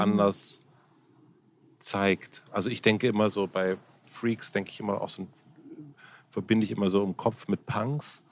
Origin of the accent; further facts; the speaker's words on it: southern Brandenburg, Germany; moved away; ich bin ursprünglich aus Südbrandenburg